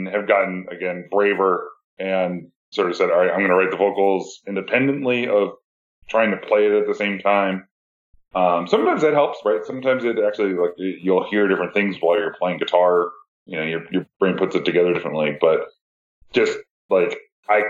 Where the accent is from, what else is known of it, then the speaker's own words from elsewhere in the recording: United States; I'm American.